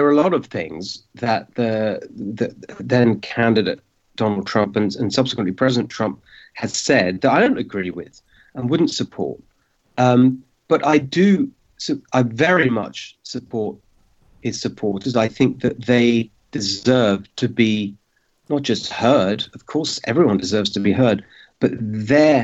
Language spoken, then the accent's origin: English; London, United Kingdom; moved away as an adult; now in United States; My parents are Hungarian. I was born myself in London in the UK, but my parents both fled communism in Hungary and were welcomed into the UK